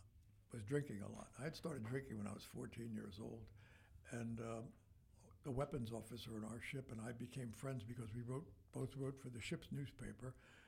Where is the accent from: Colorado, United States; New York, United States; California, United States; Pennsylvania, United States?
Pennsylvania, United States; Philadelphia; I grew up near the Philadelphia Navy Yard, very close to it. All the streets in our neighborhood were named after naval heroes.